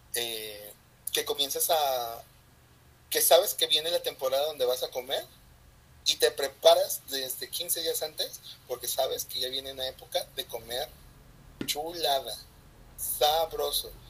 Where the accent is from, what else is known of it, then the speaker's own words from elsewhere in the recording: Mexico; nosotros como mexicanos